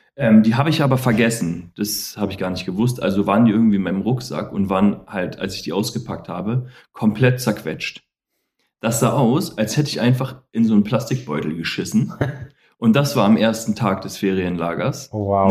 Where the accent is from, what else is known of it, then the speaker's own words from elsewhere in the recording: Berlin, Germany; also born or lived in Koblenz; komme aus Koblenz, gebürtig, bin ja mit drei Jahren nach Berlin verschleppt worden von meiner Mutter. Und ähm, das war ja dann schon der erste Umzug. Ähm, und dann sind wir nach Steglitz gezogen und von Steglitz sind wir nach Marienfelde gezogen.